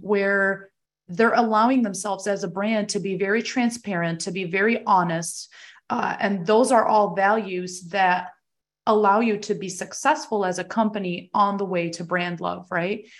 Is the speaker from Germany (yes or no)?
yes; Germany; now in United States; I was originally born and raised there